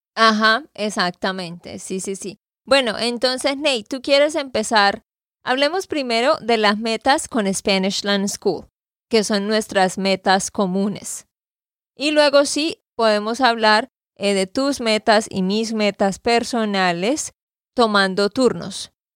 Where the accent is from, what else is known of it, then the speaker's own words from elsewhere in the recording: Santander, Colombia; de Santander, Colombia